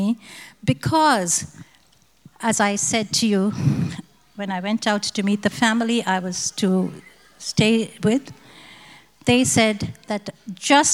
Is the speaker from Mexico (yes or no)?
no; India; moved away as an adult; now in Australia; I'm from India too.